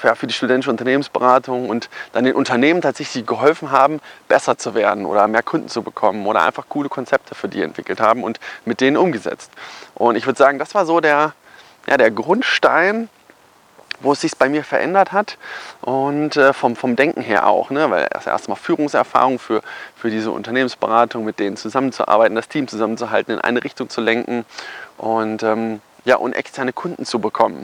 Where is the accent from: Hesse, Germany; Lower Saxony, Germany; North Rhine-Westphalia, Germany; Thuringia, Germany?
Hesse, Germany; Kassel; also born or lived in Cologne; dann habe ich den Rest wieder in meiner Heimat in Kassel fertig studiert